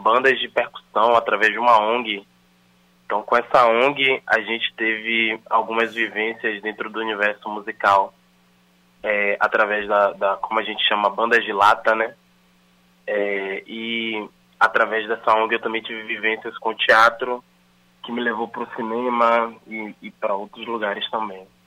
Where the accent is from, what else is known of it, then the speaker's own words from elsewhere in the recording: Salvador, Bahia, Brazil; Eu sou nascido, crescido e criado na Cidade Baixa, aqui em Salvador, Bahia